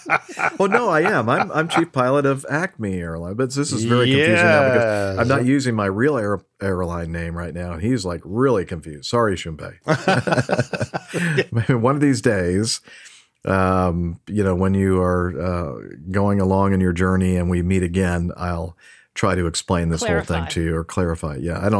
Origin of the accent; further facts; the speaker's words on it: Japan; Although I am from Japan, I want to become a pilot, especially an airline pilot, in the future in the U.S.